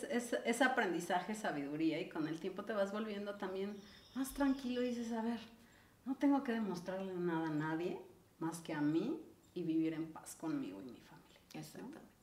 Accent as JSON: {"language": "Spanish", "town": "Ixtapan de la Sal", "region": "State of Mexico", "country": "Mexico", "tie": "born or raised there", "moved": "yes", "lives_now": "Mexico City, Mexico", "said": "yo crecí en Ixtapan del Asalto"}